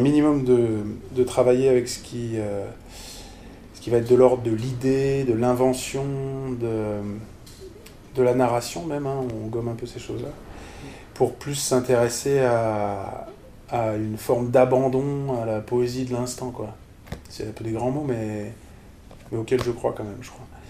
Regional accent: Strasbourg, Grand Est, France; Je suis Strasbourgeois. Donc j'ai grandi pas mal à Strasbourg, enfin avec des déménagements

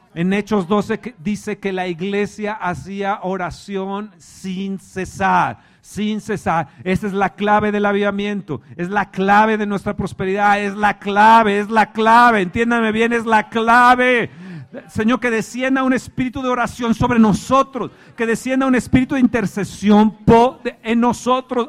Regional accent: Mexico; soy mexicano

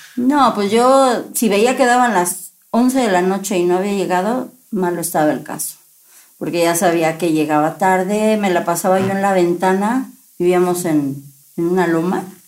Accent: Veracruz, Mexico; yo soy de Veracruz

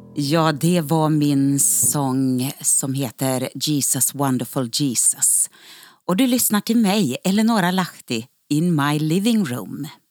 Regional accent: Örnsköldsvik, Västernorrland County, Sweden; den eh, väckelsebygd som jag kommer ifrån, ifrån Örnsköldsvik.

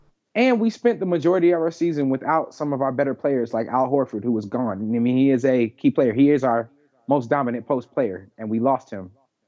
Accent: Atlanta, Georgia, United States; I was born and raised in Atlanta

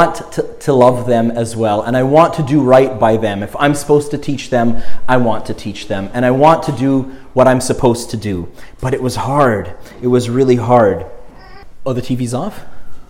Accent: Montreal, Quebec, Canada; We lived in Montreal, in the suburbs, in an more anglophone suburb

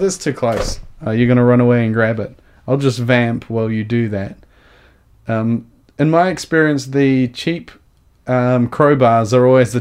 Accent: Christchurch, Canterbury, New Zealand; I'm from Addington

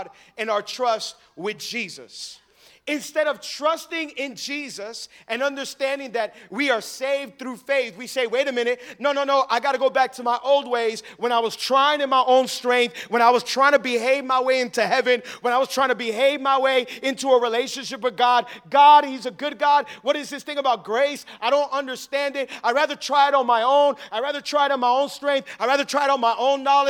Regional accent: Miami, Florida, United States; I was born and raised in Miami

